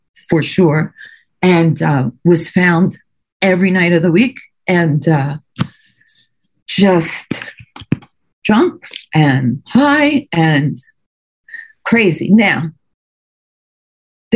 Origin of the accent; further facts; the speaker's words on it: Philadelphia, Pennsylvania, United States; moved away as an adult; now in New York City, United States; I grew up in Philadelphia